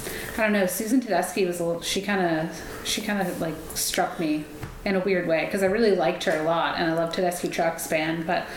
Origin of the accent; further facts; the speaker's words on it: Canada; I'm from Canada, and I'm like, I'm here.